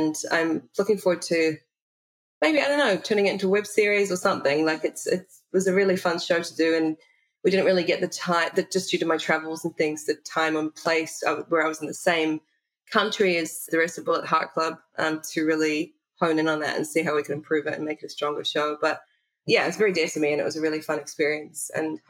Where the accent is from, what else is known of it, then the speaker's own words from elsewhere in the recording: New Zealand; of course, I definitely consider myself a Kiwi and I'm proud to be from New Zealand